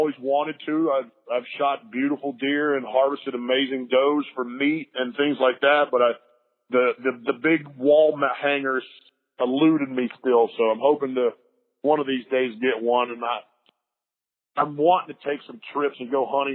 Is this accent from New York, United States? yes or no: no; Lake Norman, North Carolina, United States; I grew up on Lake Norman.